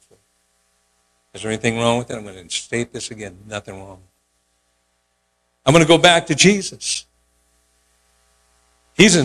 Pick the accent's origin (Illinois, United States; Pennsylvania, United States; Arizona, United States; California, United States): California, United States; Oakland; moved away; We were growing up in Oakland